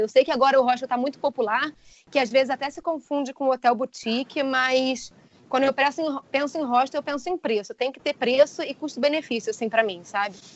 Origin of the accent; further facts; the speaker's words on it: Rio de Janeiro, Brazil; now in England; sou carioca, mas atualmente eu moro na Inglaterra